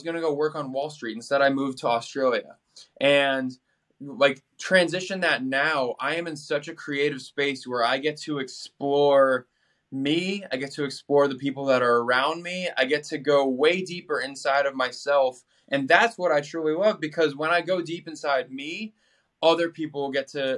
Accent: Boston, Massachusetts, United States; moved away; growing up in Boston

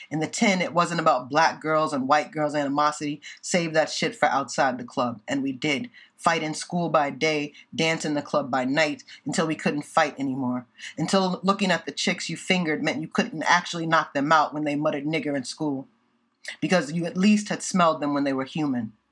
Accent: Indiana, United States; now in Boston, United States; I'm from Indiana

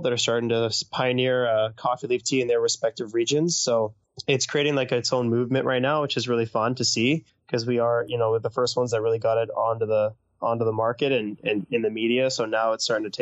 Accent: North Vancouver, British Columbia, Canada; also born or lived in Bordeaux, France; I grew up in North Vancouver

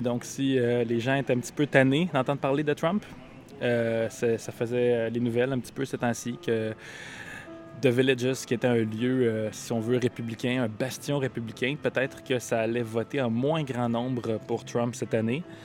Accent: Canada; accent: Canadian; mon accent canadien

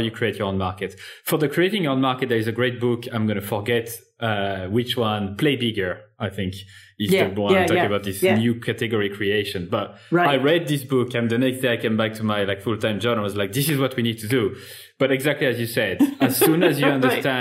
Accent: France; now in Ireland; my French ear

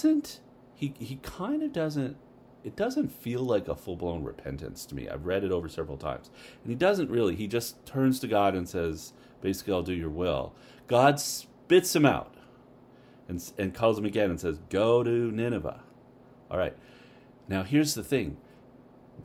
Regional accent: Canada; now in United States; I'm a Canadian, but I've been living here long enough

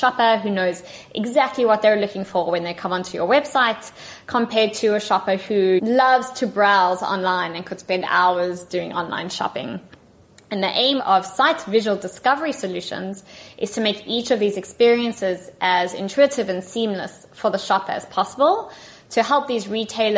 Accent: South Africa; accent: South African; now in Tel Aviv, Israel; my accent is from South Africa because I'm originally from there. But our main office is in Tel Aviv, so that's where I'm currently based.

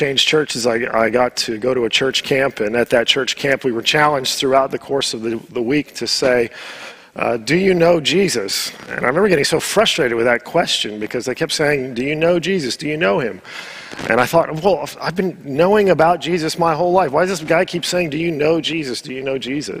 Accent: Southern California, United States; moved away; I was born in the U.S. I grew up in Southern California

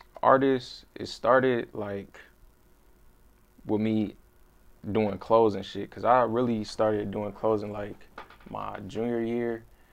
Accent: Akron, Ohio, United States; also born or lived in Cleveland; I'm from Cleveland. I moved to Akron when I was like 7, though.

